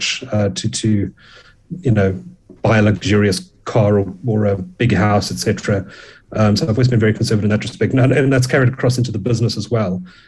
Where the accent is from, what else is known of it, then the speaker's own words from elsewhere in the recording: Durban, KwaZulu-Natal, South Africa; I grew up in Durban